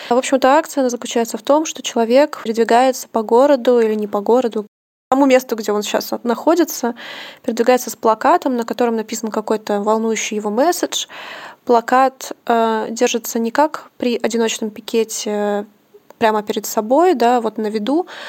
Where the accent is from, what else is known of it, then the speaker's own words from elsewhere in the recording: Omsk, Omsk Oblast, Russia; Я просто тоже из Омска